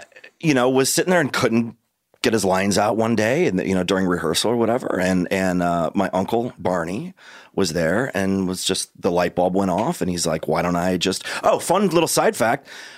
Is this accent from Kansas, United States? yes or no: no; St. Louis, Missouri, United States; moved away as an adult; now in Los Angeles, United States; I grew up in St. Louis, Missouri, but I got a scholarship to a school out here.